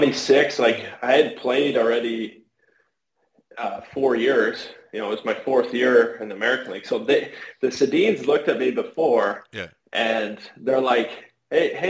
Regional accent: Canada; being Canadian too

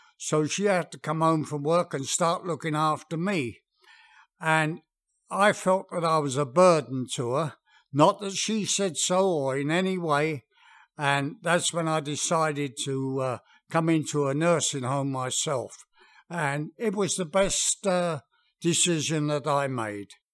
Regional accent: England, United Kingdom; moved away; being English, we had a very, very English garden.

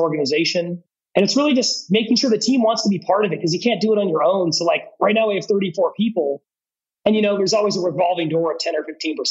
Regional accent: Eugene, Oregon, United States; now in Seattle, United States; I grew up in Eugene, Oregon

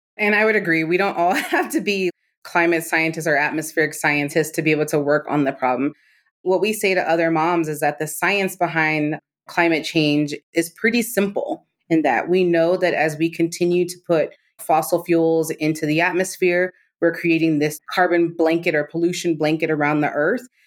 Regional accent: Maryland, United States; I grew up in Maryland outside of D C.

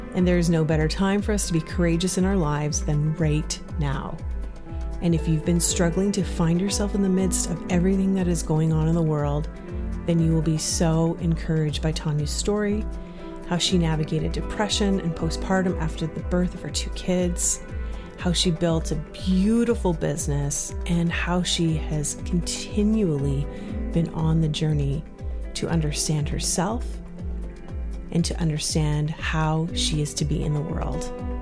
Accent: Ontario, Canada; my growing up in Ontario.

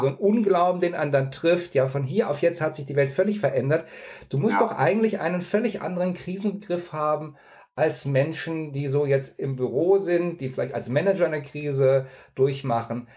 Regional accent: near Cologne, North Rhine-Westphalia, Germany; Ich bin in der Nähe von Köln aufgewachsen

